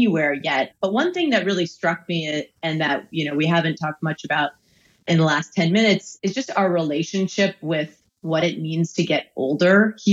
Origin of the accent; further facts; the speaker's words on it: Boston, Massachusetts, United States; my hometown in Boston